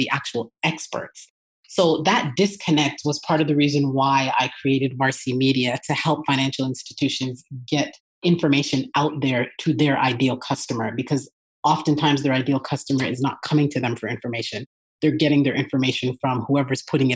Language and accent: English; Toronto, Ontario, Canada; moved away as an adult; now in Atlanta, United States; I'm originally from Toronto, Canada